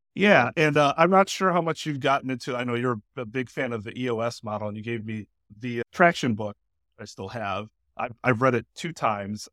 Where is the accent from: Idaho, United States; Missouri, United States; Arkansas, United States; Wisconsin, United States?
Wisconsin, United States; Milwaukee; I lived in uh, River West for most of my life.